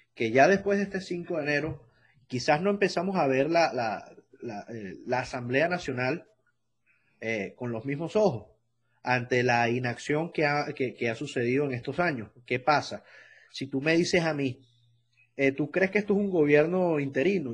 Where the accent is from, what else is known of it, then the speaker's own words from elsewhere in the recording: Venezuela; moved away; como venezolano